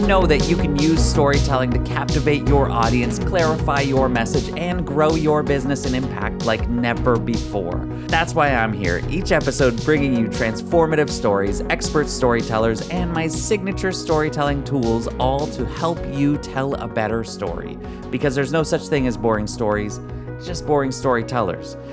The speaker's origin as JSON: {"language": "English", "country": "Canada", "said": "we're from Canada"}